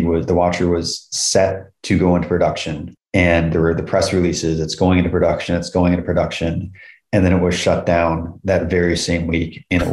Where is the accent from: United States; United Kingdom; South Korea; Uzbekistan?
United States; upstate New York; I was actually running for mayor of my hometown in upstate New York